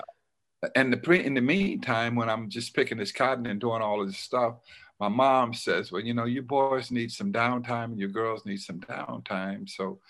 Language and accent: English; Silver City, Mississippi, United States; moved away; I was born in Silver City, Mississippi